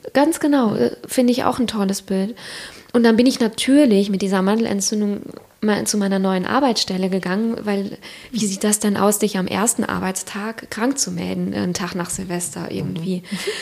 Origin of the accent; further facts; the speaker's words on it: Siegerland, North Rhine-Westphalia, Germany; moved away; also born or lived in Cologne / Hamburg; ich komme ursprünglich aus dem Siegerland